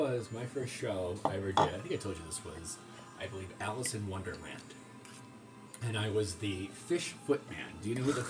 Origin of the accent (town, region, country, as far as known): United Kingdom; accent: British